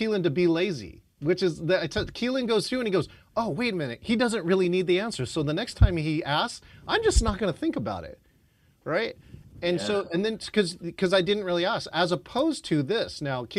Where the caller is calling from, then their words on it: Seattle, Washington, United States; nobody ever has to ask me, where are you calling in from … ? Because I have Seattle here on my piece.